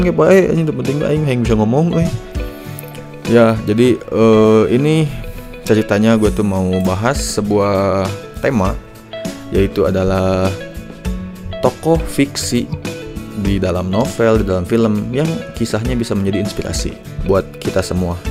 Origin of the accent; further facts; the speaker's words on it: Lembang, West Java, Indonesia; gue orang Lembang